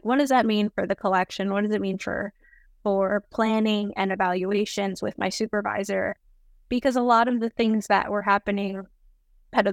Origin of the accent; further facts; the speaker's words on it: North Arlington, New Jersey, United States; I grew up in North Jersey in a tiny borough of North Arlington. I went to public high school.